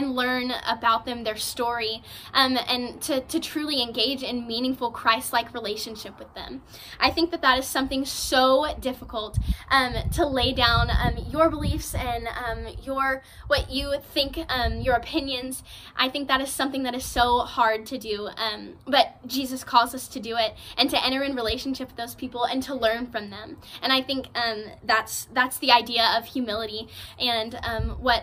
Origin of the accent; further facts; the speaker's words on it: San Marcos, Texas, United States; I am from San Marcos, Texas